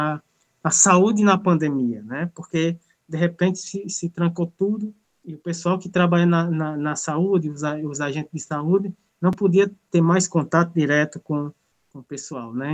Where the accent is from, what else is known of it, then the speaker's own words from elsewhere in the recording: Crato, Ceará, Brazil; sou aqui da cidade do Crato, no Ceará. Moro na comunidade do Carrapato